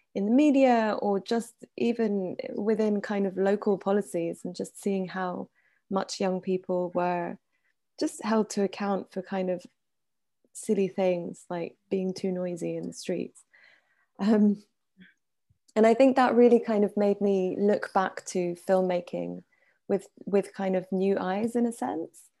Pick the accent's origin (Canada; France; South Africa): France; Paris, Île-de-France; also born or lived in Iran / United Kingdom; I grew up in Paris. I'm Iranian and British.